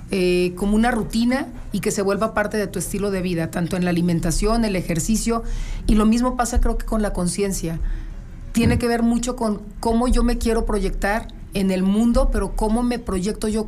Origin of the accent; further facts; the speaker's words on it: León, Guanajuato, Mexico; also born or lived in Torreón, Coahuila; Sí, yo soy de León, ah, pero yo me fui a vivir un tiempo para allá